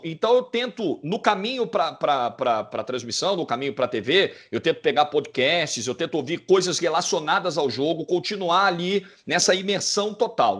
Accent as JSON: {"language": "Portuguese", "region": "Rio de Janeiro", "country": "Brazil", "said": "eu sou da zona norte do Rio"}